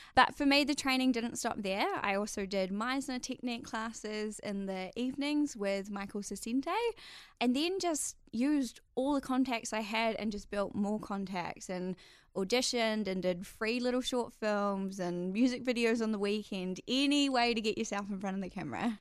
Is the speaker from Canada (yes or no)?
no; Whangamata, Waikato, New Zealand; moved away as an adult; I actually grew up in a little coastal town on the Coromandel called Whangamata.